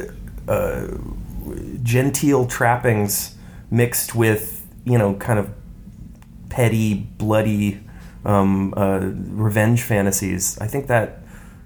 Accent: Texas, United States; I grew up in Texas

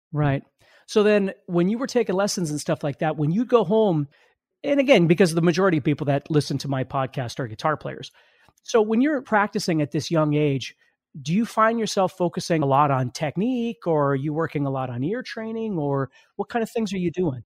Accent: Fargo, North Dakota, United States; I'm from Fargo, North Dakota.

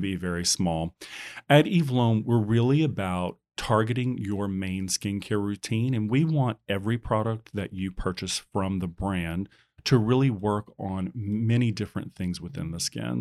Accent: Baton Rouge, Louisiana, United States; now in San Francisco, United States; I'm originally from Baton Rouge, Louisiana

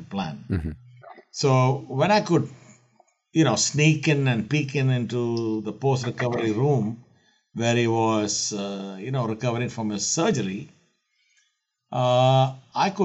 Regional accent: Kerala, India; I'm born and raised in India, in the southern coast of India, in the state of Kerala

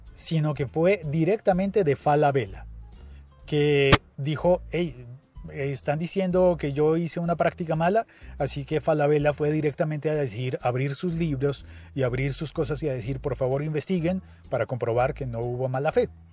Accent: Colombia

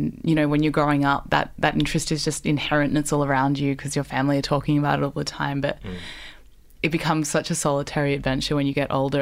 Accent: Barkindji country, New South Wales, Australia; growing up where my family's from, which is on Barkindji country

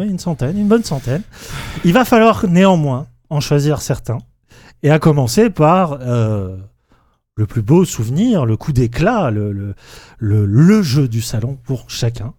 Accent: France; on est français

